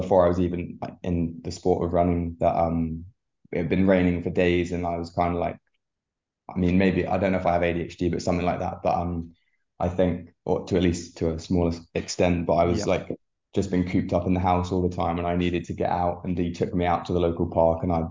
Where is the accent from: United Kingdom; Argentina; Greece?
United Kingdom; Portsmouth, South East England; moved away as an adult; now in United States; I started at a City of Portsmouth AC with Vince Stamp, who was my coach for I think probably 5+ years from more like 8 years from when I started in the sport to 18 years old before I moved to America